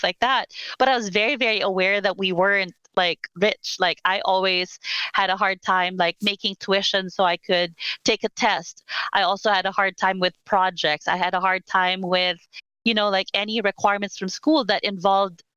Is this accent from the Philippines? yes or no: yes; Philippines; moved away as an adult; also born or lived in Manila; now in United States; I'm Filipina. I grew up born and raised in the Philippines. I moved to the US about 10 years ago now. In my early 30s